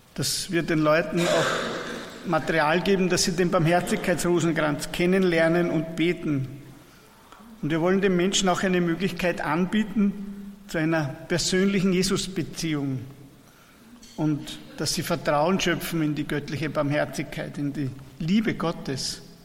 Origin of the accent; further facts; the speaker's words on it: Persenbeug, Lower Austria, Austria; Wir kommen aus Niederösterreich, das ist ein Ort an der Donau, Bersenbeug heißt unsere Pfarre, liegt im Bezirk Melk an der Donau